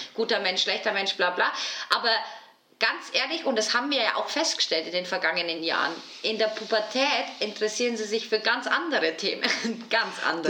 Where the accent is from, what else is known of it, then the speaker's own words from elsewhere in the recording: Bavaria, Germany; also ich komme ja aus Bayern